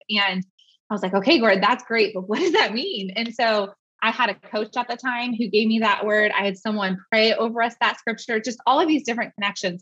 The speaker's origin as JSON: {"language": "English", "area": "Bay Area", "region": "California", "country": "United States", "tie": "born or raised there", "moved": "as an adult", "lives_now": "Tennessee, United States", "said": "I'm not a Tennessee native, as you can tell probably from my lack of accent, but I um, was born and raised in the Bay Area."}